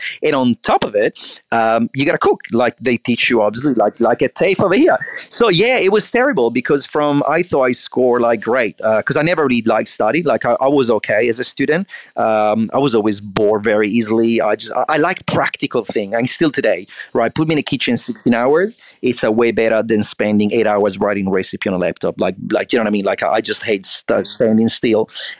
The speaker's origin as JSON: {"language": "English", "town": "Milan", "region": "Lombardy", "country": "Italy", "said": "I'm from Milan, Italy, and I don't need to tell you the weather in winter"}